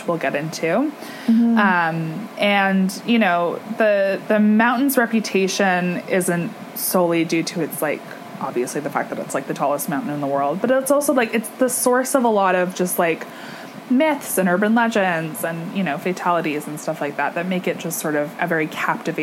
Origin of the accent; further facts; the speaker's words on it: East Coast, Canada; we grew up on the East Coast, so, like, we never saw, like, mountains.